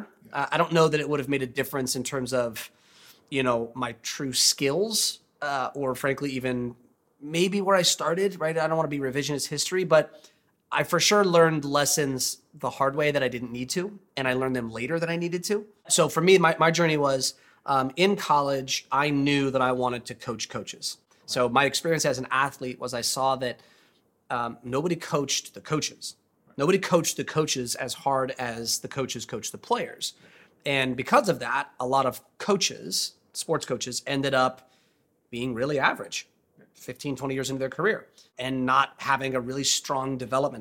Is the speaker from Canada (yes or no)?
no; Southern California, United States; moved away as an adult; also born or lived in Ohio; I was born and raised in Southern California